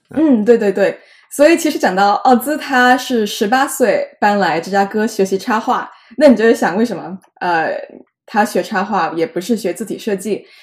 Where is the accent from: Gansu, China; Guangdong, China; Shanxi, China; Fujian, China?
Guangdong, China; Jiangmen; now in New York, United States; 我也是江门人